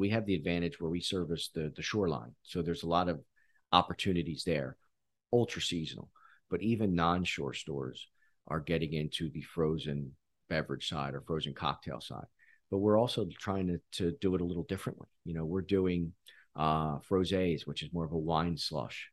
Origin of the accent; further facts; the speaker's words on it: Philadelphia, Pennsylvania, United States; I grew up in Philly